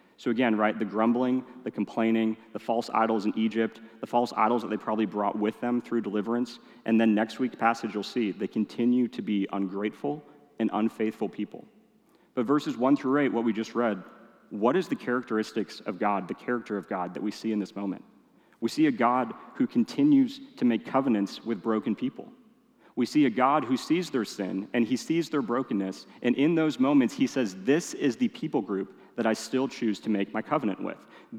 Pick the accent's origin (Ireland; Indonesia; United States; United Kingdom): Indonesia; I am a city boy through and through. Yes, I grew up in Indonesia. Even then, it kind of felt like city boy. Weird mix of being in the jungle and living in a big city.